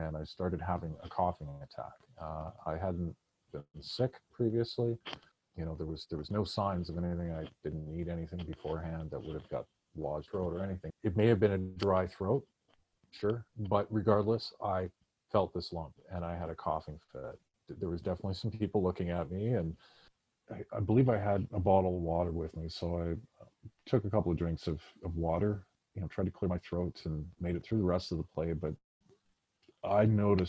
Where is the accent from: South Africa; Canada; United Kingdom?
Canada; Vancouver, British Columbia; also born or lived in San Francisco / Victoria; I grew up in East Vancouver, British Columbia, which is a mini little neighborhood of famous Vancouver, and grew up in the 80s and 90s.